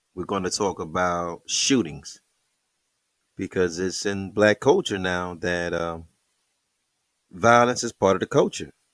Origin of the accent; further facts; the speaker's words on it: Detroit, Michigan, United States; I'm from Plymouth